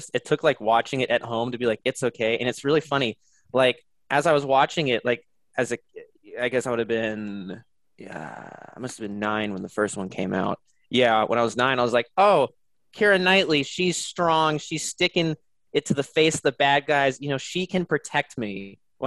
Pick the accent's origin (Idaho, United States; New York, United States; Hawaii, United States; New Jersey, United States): New Jersey, United States; moved away; also born or lived in Texas / Austin, Texas; I was born in Texas, but then I moved to New Jersey when I was three, and then I moved back to Texas in 2005